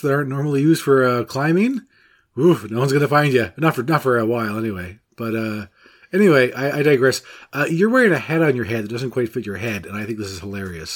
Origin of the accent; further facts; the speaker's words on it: Newfoundland and Labrador, Canada; I'm from Newfoundland, of course, and that's the dog of my people